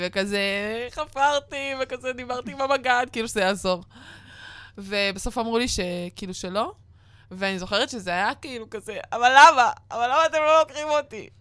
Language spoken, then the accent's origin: Hebrew; Northern Israel, Israel; אני ונועם מהצפון